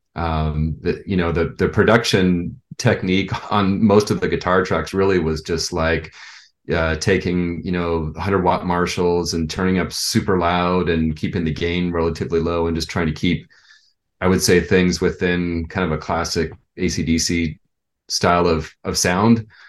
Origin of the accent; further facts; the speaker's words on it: San Jose, California, United States; also born or lived in Orange County, California; I was born in Orange County, but moved to San Jose like in 1971